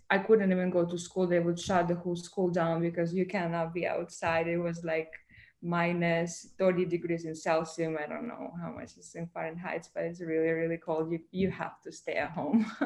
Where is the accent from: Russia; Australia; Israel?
Russia; Moscow; English is a second language; moved away as an adult; also born or lived in Ukraine / Miami, United States; now in United States; I was born in Ukraine, but I went to school in Moscow in Russia because I moved with my family there